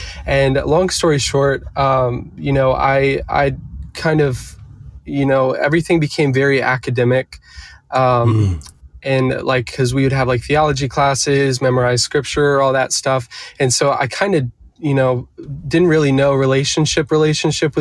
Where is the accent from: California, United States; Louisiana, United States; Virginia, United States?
Virginia, United States; Eastern Shore of; now in Nashville, United States; I grew up on the Eastern Shore of Virginia